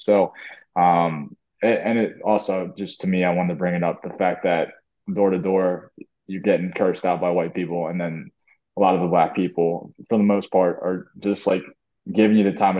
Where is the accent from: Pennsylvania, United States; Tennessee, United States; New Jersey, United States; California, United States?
New Jersey, United States; Medford; moved away as an adult; also born or lived in Richmond, Virginia; now in Tampa, United States; I'm from Medford, New Jersey. It's a very small town outside of Philly, and I probably had like four black kids in my class growing up, like in high school, and my parents moved to Richmond, Virginia, in the city.